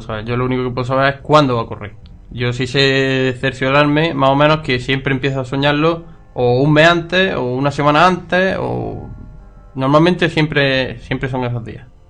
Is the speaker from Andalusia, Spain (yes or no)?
yes; Loja, Andalusia, Spain; en mi ciudad, mi pueblo